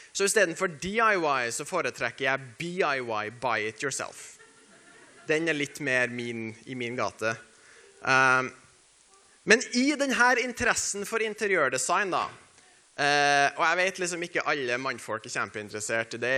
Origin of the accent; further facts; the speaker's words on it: Norway; vi er nordmenn